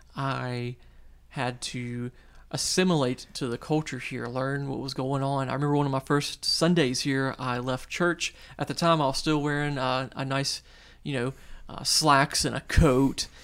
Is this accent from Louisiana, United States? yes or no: yes; North Shore of New Orleans, Louisiana, United States; moved away as an adult; now in New Orleans, United States; I'm, I'm from the North Shore. uh, originally